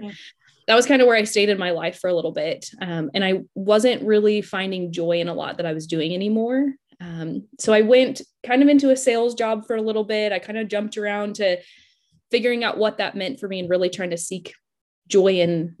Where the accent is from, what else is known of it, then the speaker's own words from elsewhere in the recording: Denver, Colorado, United States; moved away as an adult; now in Oklahoma City, United States; So I'm originally from Denver, Colorado. I lived there pretty much my entire life until I decided to go to Oklahoma State